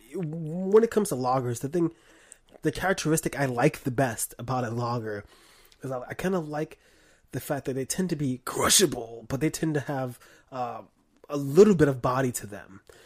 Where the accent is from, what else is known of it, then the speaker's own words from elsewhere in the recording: New York, United States; I'm from New York